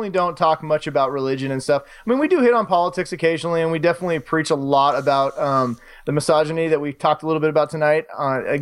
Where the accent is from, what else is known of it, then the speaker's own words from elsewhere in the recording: United States; I like Coors Light because I'm American.